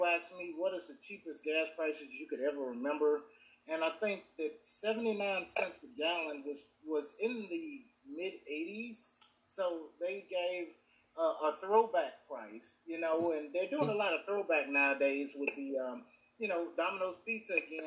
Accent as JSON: {"language": "English", "region": "the South", "country": "United States", "said": "as a Southerner"}